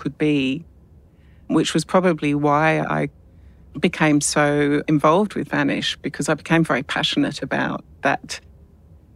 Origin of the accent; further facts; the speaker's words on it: London, United Kingdom; I was born and adopted in London and raised in an English adoptive family